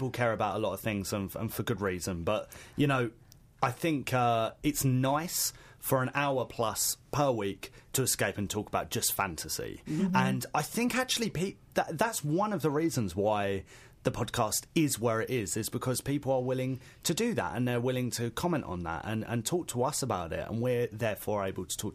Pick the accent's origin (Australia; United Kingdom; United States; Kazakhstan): United Kingdom; Basildon, East of England; where are you from? And I put Basildon